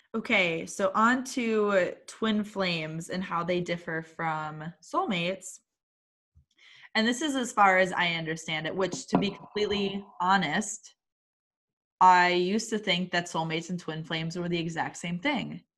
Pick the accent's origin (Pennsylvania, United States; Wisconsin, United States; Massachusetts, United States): Wisconsin, United States; I'm from Wisconsin and still live in Wisconsin, have my entire life